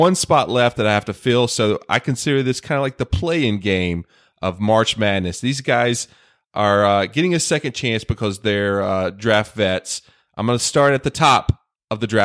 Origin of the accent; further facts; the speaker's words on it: the South, United States; I'm from the South.